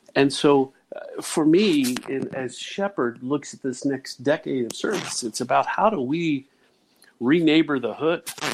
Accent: Dayton, Ohio, United States; growing up in Dayton, Ohio

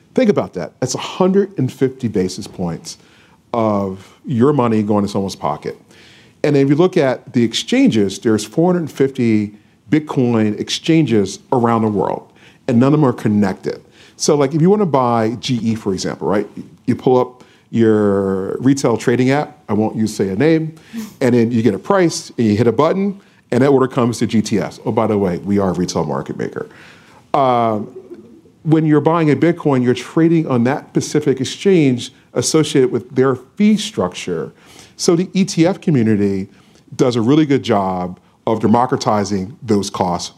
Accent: Philadelphia, Pennsylvania, United States; I'm from Philadelphia, 1987

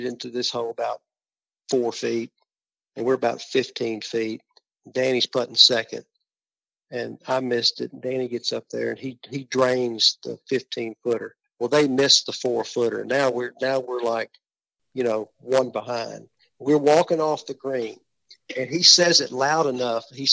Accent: West Tennessee, United States; We're from West Tennessee

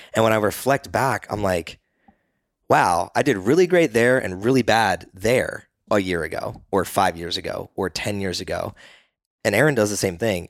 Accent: East Coast, United States; now in Austin, United States; when I grew up on the East Coast

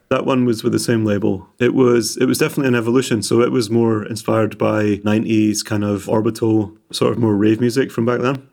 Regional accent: Edinburgh, Scotland, United Kingdom; now in Glasgow, United Kingdom; I'm orig-, originally from more east, I was born in Edinburgh.

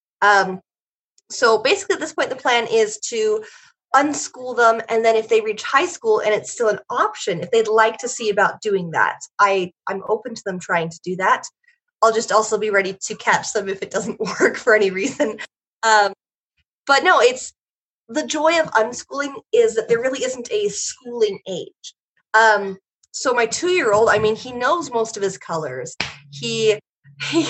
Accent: Oregon, United States; I was born in Oregon

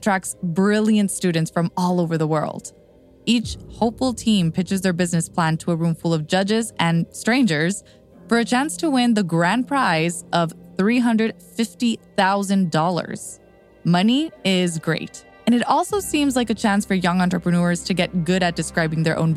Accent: Texas, United States; my home state of Texas

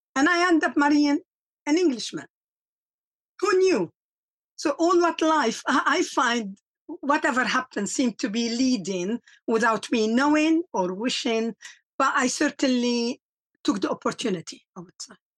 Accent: Lebanon; moved away as an adult; also born or lived in South Africa; now in England; I am from Lebanon. Uh, I grew up and, and I lived 20 years of war

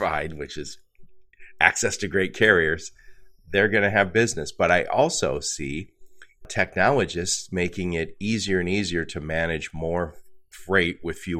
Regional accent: Midwest, United States; I'm from the Midwest

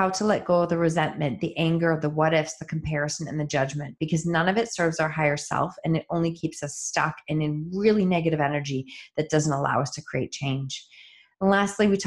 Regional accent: Chatham, Ontario, Canada; I was born in Chatham and lived there for the first probably 10 years. Of my life.

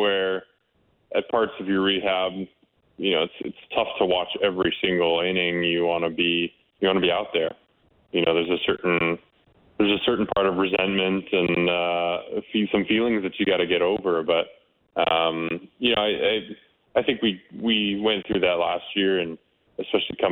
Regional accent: Canada; being a Canadian kid

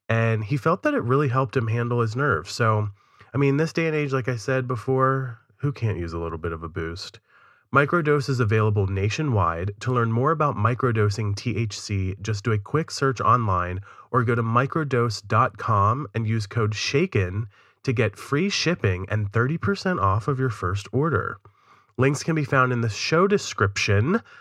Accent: Leeds, Yorkshire and the Humber, United Kingdom; I'm not from in London. Leeds. I'm from Leeds.

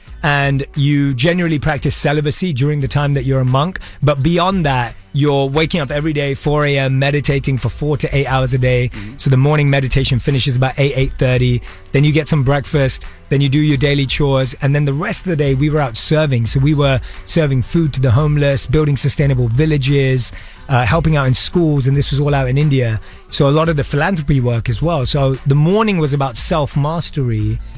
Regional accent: London, United Kingdom; But I was born and raised in London, and I would go in my teens to go and hear from people who'd gone from nothing to something.

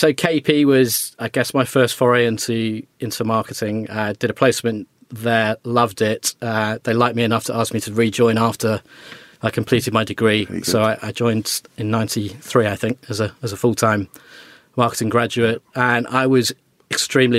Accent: Wolverhampton, West Midlands, United Kingdom; I grew up in Wolverhampton

